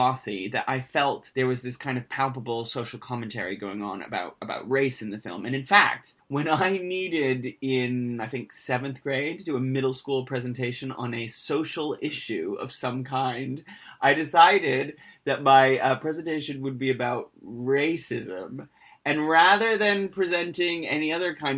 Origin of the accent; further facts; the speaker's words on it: United States; I'm Irish-American